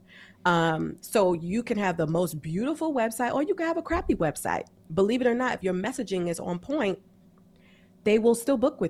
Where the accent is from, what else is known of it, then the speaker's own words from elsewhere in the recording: New York, United States; I'm from New York.